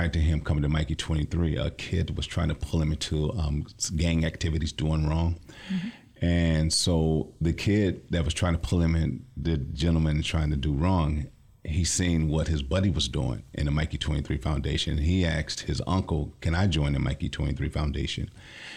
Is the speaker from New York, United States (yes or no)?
no; Lansing, Michigan, United States; I'm from the Lansing area, born and raised